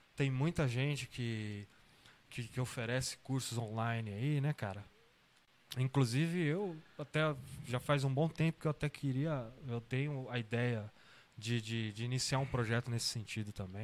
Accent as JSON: {"language": "Portuguese", "town": "São Bernardo do Campo", "region": "São Paulo", "country": "Brazil", "tie": "born or raised there", "also_born_or_lived": "Santo André", "said": "Eu sou de São Paulo, né? Tá. Sou nascido em Santo André e morei muito tempo em São Bernardo do Campo"}